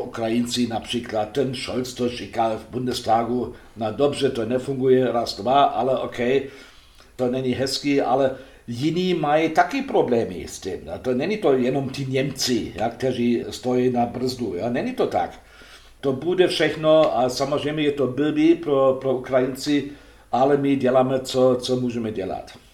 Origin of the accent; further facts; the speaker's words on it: Germany; Czech is a second language; já jako Němec